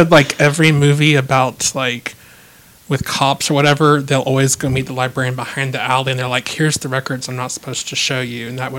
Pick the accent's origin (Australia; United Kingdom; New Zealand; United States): United States; Abilene, Texas; I grew up in Abilene, and I did do some of my schooling there